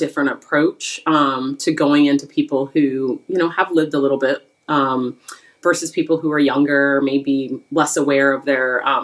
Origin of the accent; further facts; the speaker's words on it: Phoenix, Arizona, United States; I grew up in Phoenix, Arizona. That was home for me until I went to college